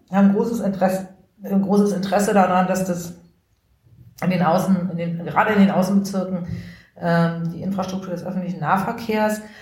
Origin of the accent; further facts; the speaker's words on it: Berlin, Germany; Also ich bin viele Jahre in, in Rudo groß geworden.